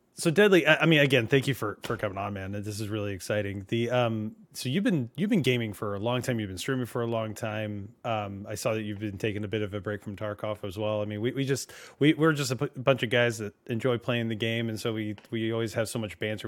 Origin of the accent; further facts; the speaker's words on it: California, United States; moved away; also born or lived in New Jersey; I grew up in California